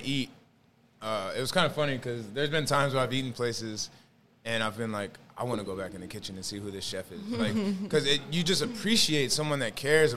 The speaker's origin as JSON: {"language": "English", "region": "Maryland", "country": "United States", "tie": "born or raised there", "also_born_or_lived": "Georgia / Pennsylvania / New York", "moved": "as an adult", "lives_now": "Houston, United States", "said": "I was born and raised, born in Georgia, raised in Maryland"}